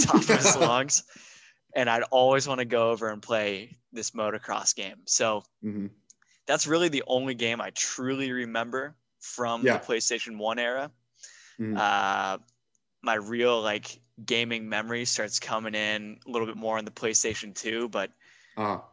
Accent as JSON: {"language": "English", "town": "San Diego", "region": "California", "country": "United States", "tie": "born or raised there", "said": "I was born in San Diego and I lived down there."}